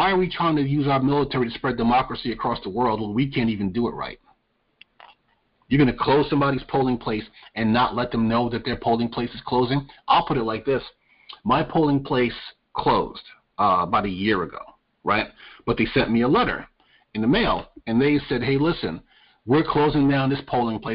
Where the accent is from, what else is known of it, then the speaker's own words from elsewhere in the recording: New York, United States; now in North Carolina, United States; We just have a few more Northerners in our state, including myself. I'm from New York